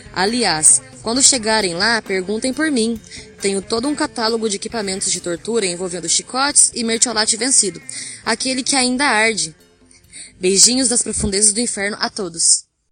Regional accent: Águas da Prata, São Paulo, Brazil; sou de Águas da Prata, interior de São Paulo

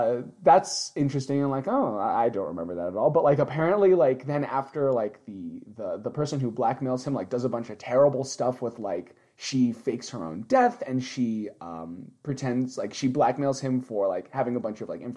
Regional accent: United States; now in Japan; Because we're American pigs.

